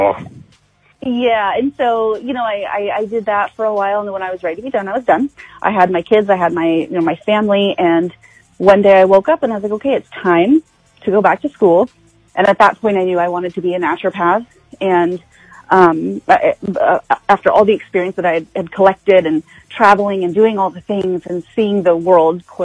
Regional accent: Choctaw, Oklahoma, United States; I am born and raised in Choctaw, Oklahoma.

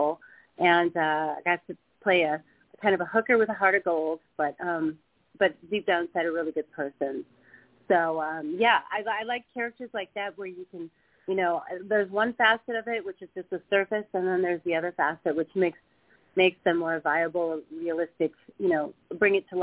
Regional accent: Midwest, United States; moved away; I grew up in the Midwest

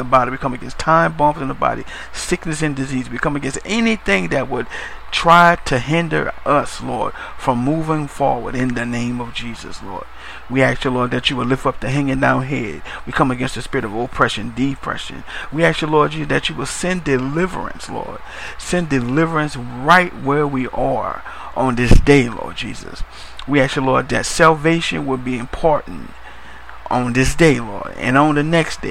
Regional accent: New Orleans, Louisiana, United States; I'm from New Orleans myself, Louisiana

